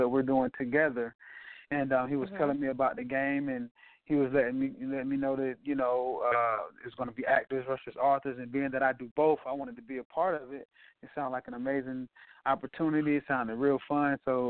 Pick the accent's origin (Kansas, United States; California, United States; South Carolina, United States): South Carolina, United States; now in Atlanta, United States; I'm from South Carolina. I live here in Atlanta, Georgia.